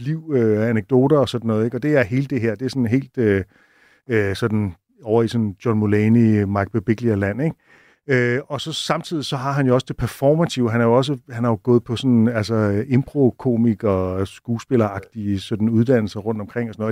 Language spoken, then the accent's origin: Danish; Southern Jutland, Southern Denmark, Denmark; jeg kommer fra Sønderjylland